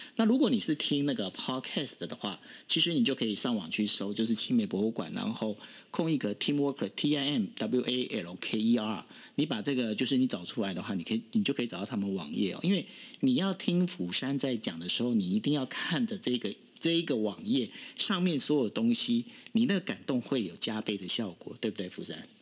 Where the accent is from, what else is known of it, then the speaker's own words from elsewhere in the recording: Taiwan; 我们台湾人，尤其是台南人用心的程度可以到这种地步